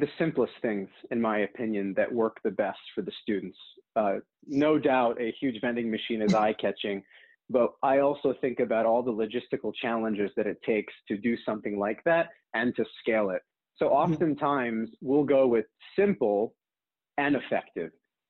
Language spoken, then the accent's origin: English; New York City, New York, United States; born there; also born or lived in New Jersey / California; So I was born in New York City, moved to New Jersey, from New Jersey, moved to California, from California, went back to New Jersey.